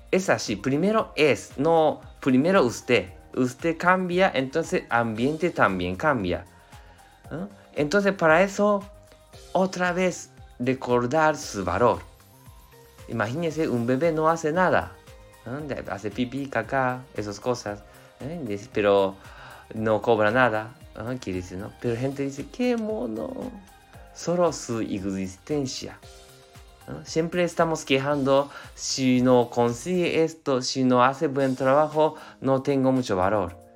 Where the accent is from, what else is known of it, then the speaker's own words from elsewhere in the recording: Japan; Spanish is a second language; yo soy japonés, entonces, y somos un eh, poquito adictos de trabajo